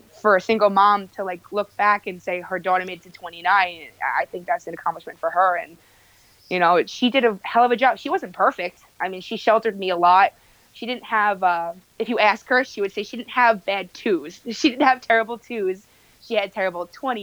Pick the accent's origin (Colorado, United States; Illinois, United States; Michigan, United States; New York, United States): New York, United States; Bay Shore; also born or lived in Manhattan, New York City / Governors Island / Rosedale, Queens / Plainview, Long Island; I grew up in Bayshore. We'll say that though, because I mean, I lived in Nassau County for a little bit, but Bayshore is really the hometown